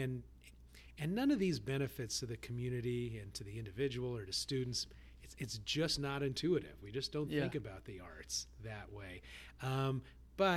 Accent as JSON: {"language": "English", "region": "California", "country": "United States", "tie": "born or raised there", "said": "I grew up in California back when Prop 13 was being debated"}